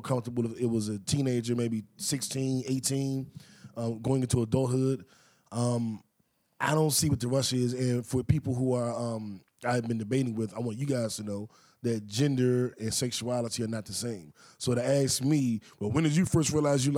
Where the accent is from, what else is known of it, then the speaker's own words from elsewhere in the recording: Washington, District of Columbia, United States; I grew up in Mayfair, D.C.